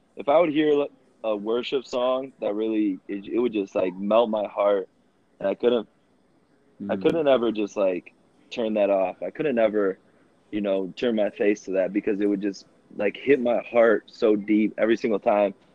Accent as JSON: {"language": "English", "town": "Rockford", "region": "Illinois", "country": "United States", "tie": "born or raised there", "said": "I am from Rockford, Illinois. Born and raised"}